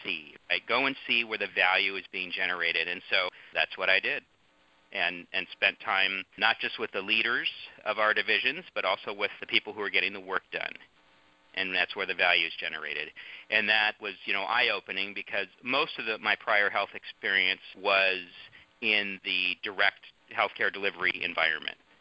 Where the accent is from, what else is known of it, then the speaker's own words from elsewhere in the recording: San Mateo County, California, United States; moved away as an adult; I grew up in San Mateo County, and so for me this was home